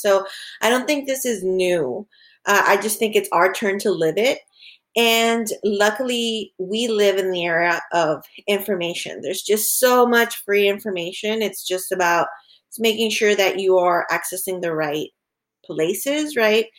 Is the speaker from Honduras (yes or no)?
yes; Honduras; now in Florida, United States; back home, we're originally from Honduras